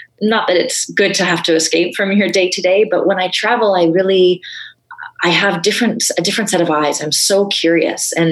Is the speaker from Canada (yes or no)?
yes; Vancouver, British Columbia, Canada; now in Toronto, Canada; I grew up in Vancouver